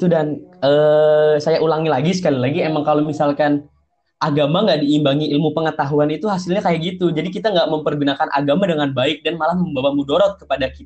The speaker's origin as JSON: {"language": "Indonesian", "region": "Central Java", "country": "Indonesia", "tie": "born or raised there", "said": "itu kota saya lahir, kota saya sekolah, kota saya tinggal tiga tahun di sana"}